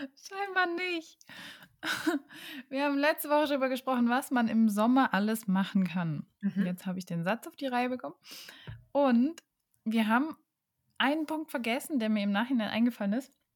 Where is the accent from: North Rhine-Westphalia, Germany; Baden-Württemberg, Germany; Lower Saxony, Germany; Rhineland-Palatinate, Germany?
Baden-Württemberg, Germany; Karlsruhe; moved away; in meiner Heimatstadt Karlsruhe